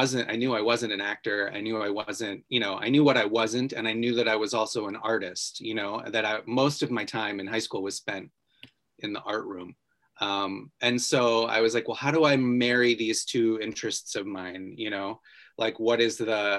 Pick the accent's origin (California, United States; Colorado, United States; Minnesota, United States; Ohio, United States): Ohio, United States; I grew up in Ohio